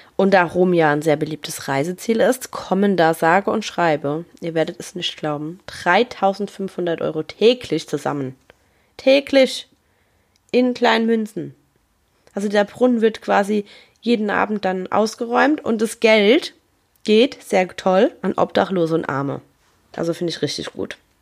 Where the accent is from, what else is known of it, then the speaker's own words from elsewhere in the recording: Germany; bei uns in Deutschland